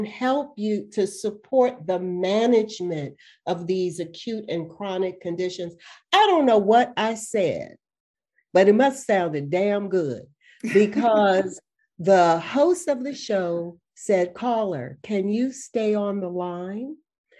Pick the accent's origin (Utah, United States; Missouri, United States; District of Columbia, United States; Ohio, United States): District of Columbia, United States; Washington; I grew up in Washington, D.C.